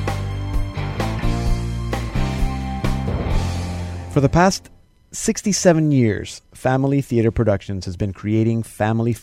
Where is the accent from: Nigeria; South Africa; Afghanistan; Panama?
Panama; moved away; growing up in Panama